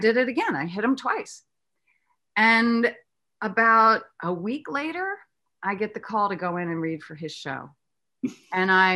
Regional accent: East Coast, United States; I'm a Southerner by heritage, but I grew up on the East Coast.

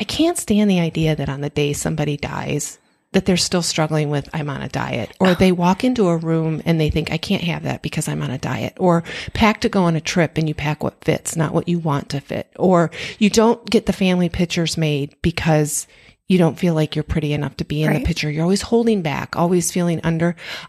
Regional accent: Michigan, United States; And we were born and raised in Michigan.

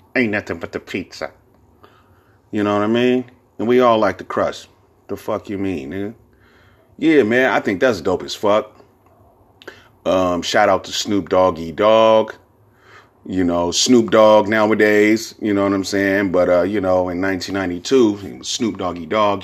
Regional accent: Bay Area, California, United States; I'm from the Bay Area.

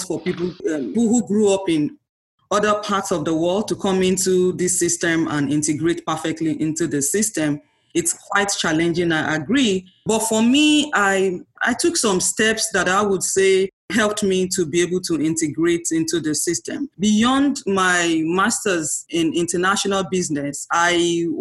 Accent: Nigeria; moved away as an adult; now in Miami, United States; I'm a Nigerian. I grew up in Nigeria, had my primary education, secondary education, also my first degree.

